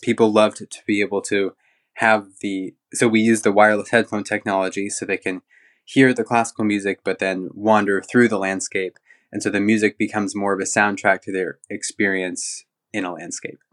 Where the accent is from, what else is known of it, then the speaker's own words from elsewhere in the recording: Central Oregon, United States; moved away as an adult; also born or lived in Newport, Oregon / London; I was born in Newport and grew up in Central Oregon